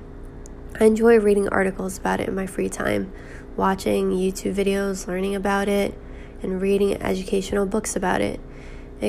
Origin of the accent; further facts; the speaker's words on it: New York, United States; now in Boston, United States; I'm currently 21 years old, living in Boston, but I'm originally from New York